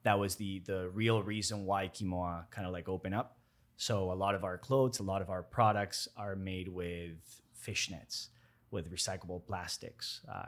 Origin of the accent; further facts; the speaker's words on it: Toronto, Ontario, Canada; now in Miami, United States; growing up in Toronto, spending 20 years over there, I was raised for a big chunk of my life over there.